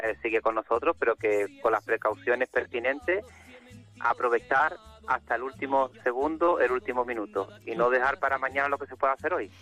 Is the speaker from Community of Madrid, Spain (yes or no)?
no; Algeciras, Andalusia, Spain; Algeciras y, de mi tierra y de toda mi gente